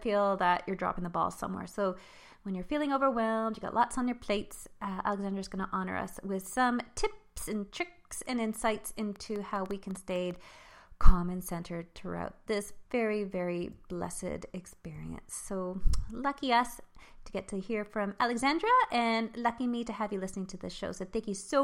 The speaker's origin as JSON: {"language": "English", "town": "Montreal", "region": "Quebec", "country": "Canada", "tie": "born or raised there", "said": "I was born in Montreal, though, when I was raised in Montreal."}